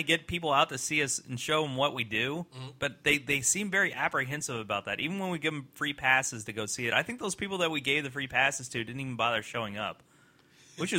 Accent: Louisville, Kentucky, United States; I grew up in Louisville.

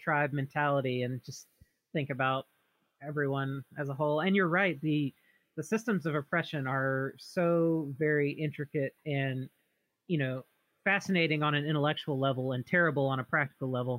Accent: the South, United States; now in Oregon, United States; we're both from the South, grew up in rural, poor areas

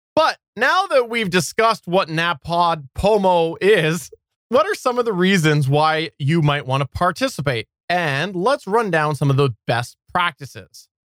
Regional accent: Canada; I'm Canadian

